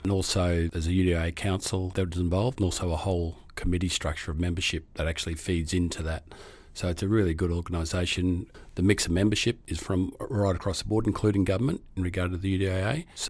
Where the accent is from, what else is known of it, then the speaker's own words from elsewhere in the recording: Brisbane, Queensland, Australia; also born or lived in Gold Coast; now in Western Australia; I came to WA about 11 years ago, but certainly I grew up in Brisbane in the 60s and 70s and moved to the Gold Coast in the 90s.